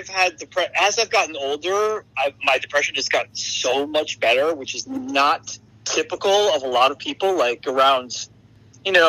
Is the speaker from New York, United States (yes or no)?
yes; Long Island, New York, United States; also born or lived in Brooklyn, New York; I'm from New York. I'm from the suburbs of New York.